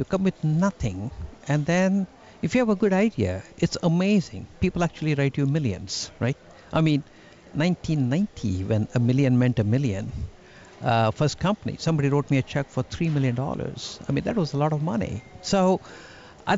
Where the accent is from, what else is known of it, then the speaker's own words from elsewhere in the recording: India; moved away as an adult; also born or lived in Canada / Toronto; now in Boston, United States; I grew up in India. I came to Canada in 1973